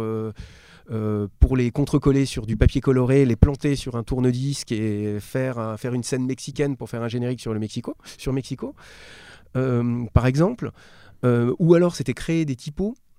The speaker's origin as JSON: {"language": "French", "town": "Strasbourg", "region": "Grand Est", "country": "France", "tie": "born or raised there", "said": "Je viens d'une, d'une ville moyenne, je suis originaire de Strasbourg."}